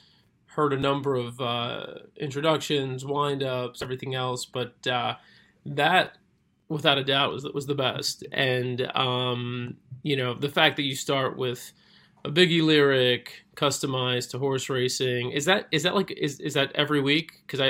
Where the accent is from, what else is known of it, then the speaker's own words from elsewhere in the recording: Brooklyn, New York, United States; I was born and raised in Brooklyn. I've spent 90% of my life in New York.